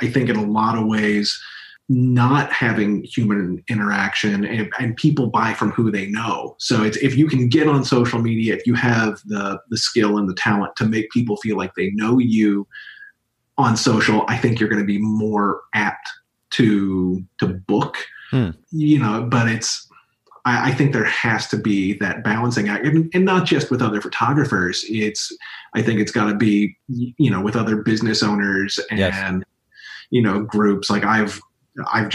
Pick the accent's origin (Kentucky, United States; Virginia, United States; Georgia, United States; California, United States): Kentucky, United States; Louisville; moved away; I'm from Louisville, Kentucky. I was very fortunate to do theater at the big theater in my town at Actors Theater of Louisville.